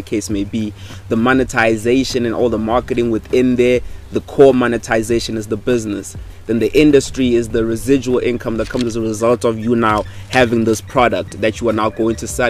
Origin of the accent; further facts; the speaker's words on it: Limpopo, South Africa; I come from Limpopo.